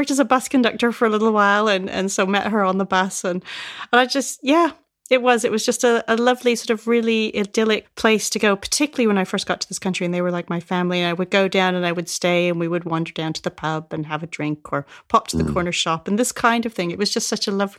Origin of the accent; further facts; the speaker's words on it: Canada; now in United Kingdom; So I grew up in Canada, but we would come across here and we would go and stay in Rosebank on the Isle of Wight.